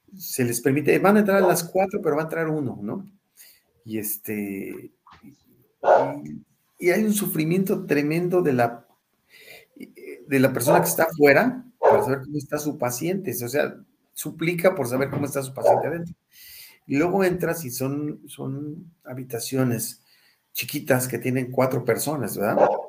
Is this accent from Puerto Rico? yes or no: no; Mexico; yo llegué como buen mexicano